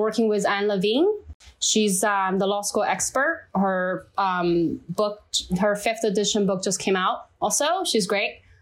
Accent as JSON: {"language": "English", "country": "China", "second_language": "English", "moved": "as an adult", "lives_now": "United States", "said": "I'm from China"}